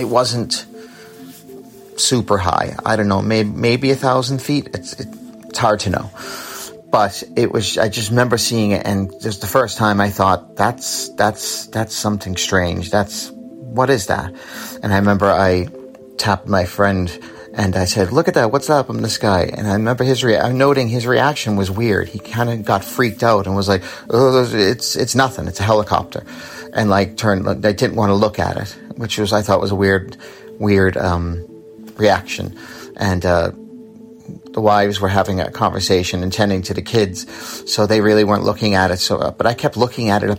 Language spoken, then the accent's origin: English; Massachusetts, United States; now in Ireland; I'm originally from Massachusetts, but I live in Ireland on the East Coast